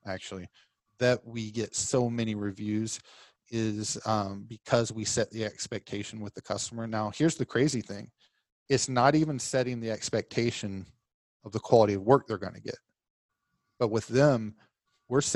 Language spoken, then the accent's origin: English; Oklahoma, United States; accent: Southern; moved away as an adult; also born or lived in Fort Lauderdale, Florida / Virginia; now in Orlando, United States; I use a little Southern slang in mine because I'm from Oklahoma